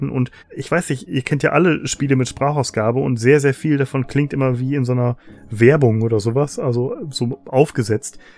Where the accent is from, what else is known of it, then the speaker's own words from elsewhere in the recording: North Rhine-Westphalia, Germany; ich komme ja aus dem Westmünsterland, ist nicht so weit weg vom Ruhrpott und wir haben sehr, sehr viel Kontakt immer zum Ruhrpott.